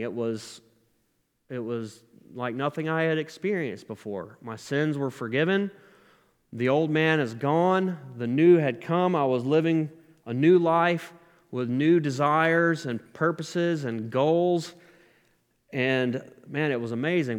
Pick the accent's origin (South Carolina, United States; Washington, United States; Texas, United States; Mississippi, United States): South Carolina, United States; moved away as an adult; also born or lived in Tennessee; I moved out of my home state, South Carolina, to go to a, a faith-based Christian recovery program in Tennessee